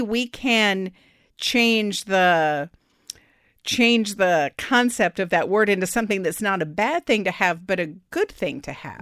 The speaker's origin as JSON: {"language": "English", "town": "Austin", "region": "Texas", "country": "United States", "tie": "born or raised there", "moved": "as an adult", "said": "Austin's my hometown"}